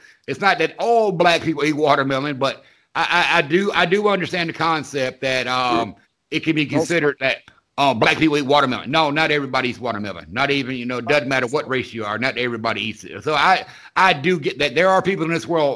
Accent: the South, United States; I grew up in the South

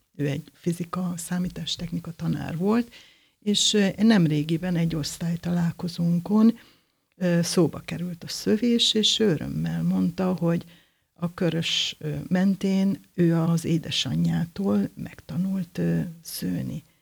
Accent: Debrecen, Hajdú-Bihar, Hungary; Debrecenben születtem, az egész családom törzsgyökeres debreceni

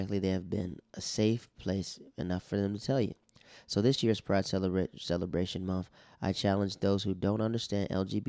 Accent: Netherlands; We grew up in the Netherlands together, and she was more my baby sister, my sister Candace's friend.

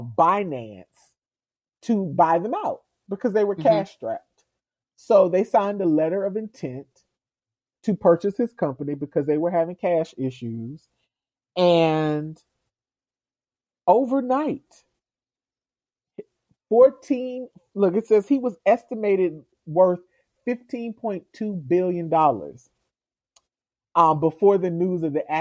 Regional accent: United States; I am an American

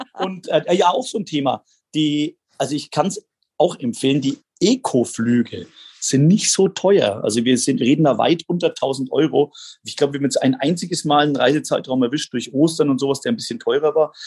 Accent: Bubenreuth, Bavaria, Germany; also born or lived in Erlangen; Das war in Bubenreuth, bin ich ja aufgewachsen, also in Erlangen geboren

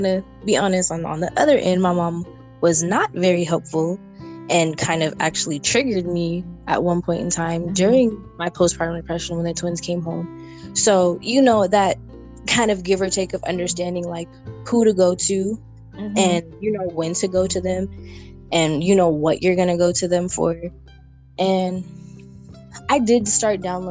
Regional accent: California, United States; I'm from California.

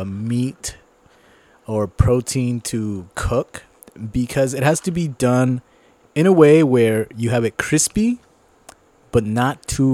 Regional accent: United States; I'm an American

